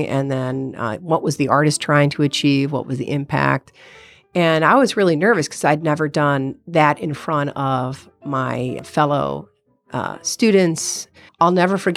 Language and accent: English; United States; I'm American